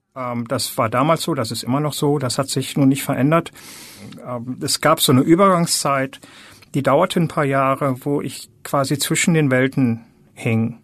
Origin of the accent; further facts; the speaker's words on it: Germany; moved away as an adult; now in United States; Deutschland ist halt das Land, wo ich die Hälfte meines Lebens verbracht habe und aufgewachsen bin